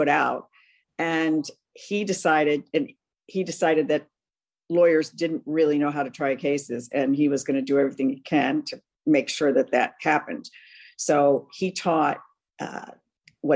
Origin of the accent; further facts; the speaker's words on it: Cleveland, Ohio, United States; moved away as an adult; also born or lived in Philadelphia / Cincinnati; now in Washington, D.C., United States; I was actually born in Philadelphia, but I grew up most of my life in Cleveland